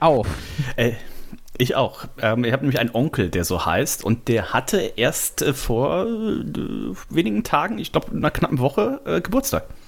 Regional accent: Bergisches Land, near Bergisch Gladbach, North Rhine-Westphalia, Germany; now in Hamburg, Germany; ich komme natürlich ursprünglich, ursprünglich aus Nordrhein-Westfalen

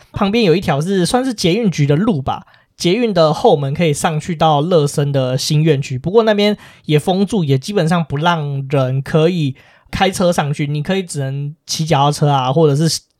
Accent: Taiwan; 身为台湾人，其实我们是一个很珍贵的地方

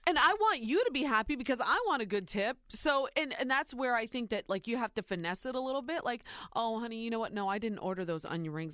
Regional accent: Ohio, United States; born or raised there

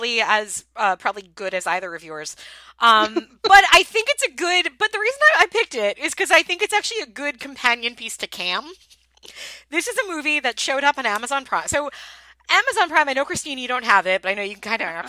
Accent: Long Island, New York, United States; I'm from Long Island

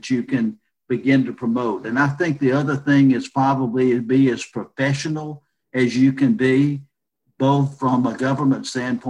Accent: Monroeville, Alabama, United States; moved away; I am from Monroeville, Alabama, which is in southwest Alabama.

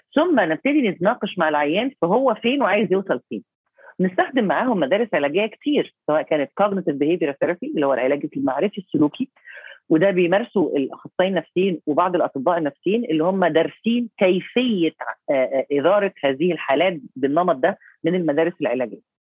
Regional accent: Egypt; عندنا في مصر

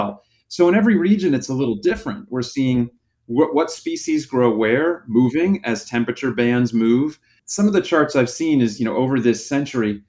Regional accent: South Florida, United States; I grew up in South Florida

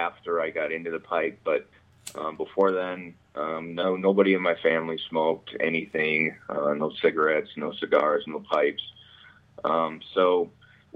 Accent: Winona, Minnesota, United States; I grew up, born, raised in Winona, Minnesota. It's a little city in southeastern Minnesota, about 27,000 people. Been here all my life.

